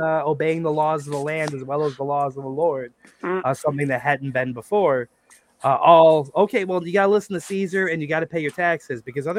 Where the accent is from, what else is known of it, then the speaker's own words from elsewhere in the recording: United States; as an American